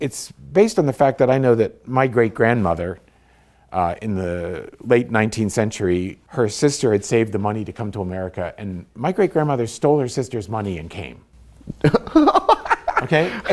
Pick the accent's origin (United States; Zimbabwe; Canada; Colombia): United States; Bethel Park, Pennsylvania; also born or lived in the Carolinas; now in Pittsburgh, United States; I grew up in Bethel Park. I lived in the Carolinas for 16 years. Then I come back here